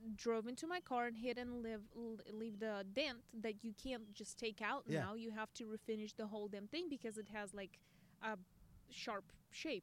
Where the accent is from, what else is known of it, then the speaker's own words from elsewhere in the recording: Russia; English is a second language; now in United States; I'm Russian